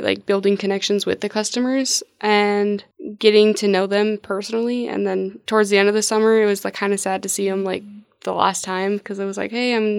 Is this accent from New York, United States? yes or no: no; West Point, Nebraska, United States; West Point, Nebraska.